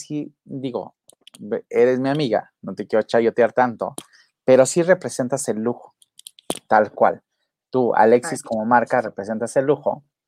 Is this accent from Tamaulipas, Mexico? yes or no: no; Acapulco, Guerrero, Mexico; mi pueblo querido